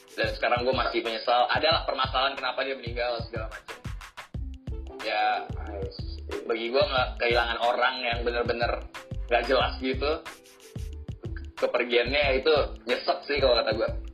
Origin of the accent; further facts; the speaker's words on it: Jakarta, Indonesia; Gua lahir Jakarta. Padahal gua bukan orang Jakarta. Gua cuma lubang lahir dan besar di sini, tinggal di sini.